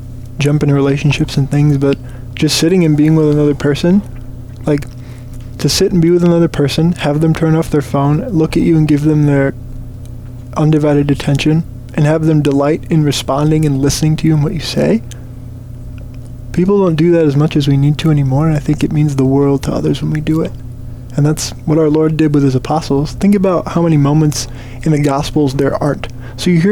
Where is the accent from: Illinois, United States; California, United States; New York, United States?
Illinois, United States; Diocese of Rockford; moved away as an adult; now in St. Paul, United States; I'm from the Diocese of Rockford